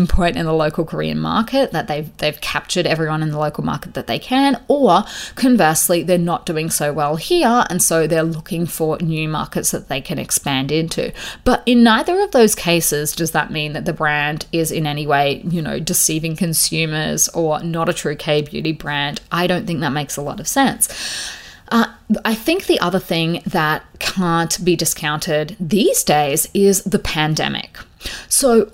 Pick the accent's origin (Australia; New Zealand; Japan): Australia; where I grew up in Australia